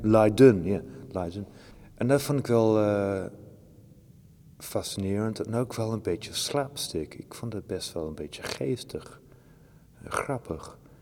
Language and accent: Dutch; Shropshire, West Midlands, United Kingdom; Dutch is a second language; moved away; Ik kom uit Shropshire